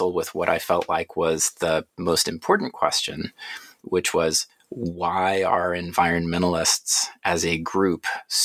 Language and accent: English; Atlanta, Georgia, United States; I grew up in Atlanta, went through the public school system there